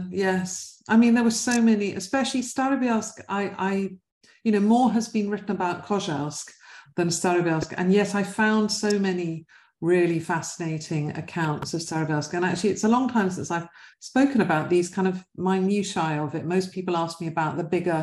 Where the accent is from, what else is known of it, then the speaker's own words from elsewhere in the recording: London, United Kingdom; West London, I was brought up in West London